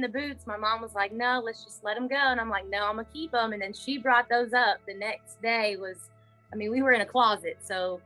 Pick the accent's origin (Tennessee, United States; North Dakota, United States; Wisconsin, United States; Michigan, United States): Tennessee, United States; I'm from Tennessee